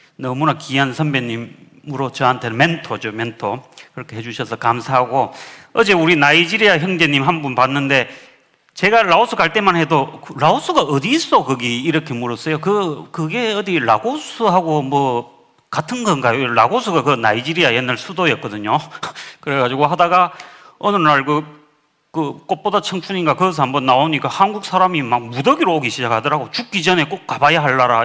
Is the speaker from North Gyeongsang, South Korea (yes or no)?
yes; Uiseong, North Gyeongsang, South Korea; moved away; also born or lived in Laos / Reading, United Kingdom; 시골 살았거든요. 경북 저는 의성 사람이었는데